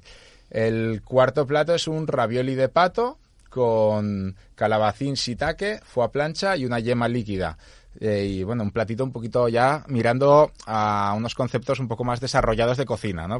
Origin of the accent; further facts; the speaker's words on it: San Sebastián, Basque Country, Spain; moved away as an adult; also born or lived in Ibiza; now in Seville, Spain; Yo soy de Amara Nuevo y siempre, vamos, eh, me que he vivido en, como en cuatro casas diferentes dentro de Amara Nuevo